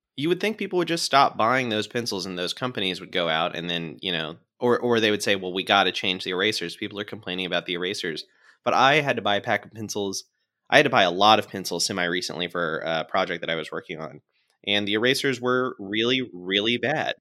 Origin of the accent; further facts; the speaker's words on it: Florida, United States; my home state of Florida